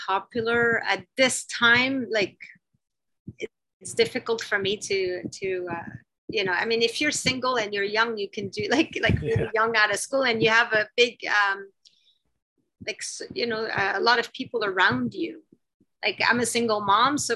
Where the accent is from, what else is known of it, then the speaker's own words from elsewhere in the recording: Canada; I'm Canadian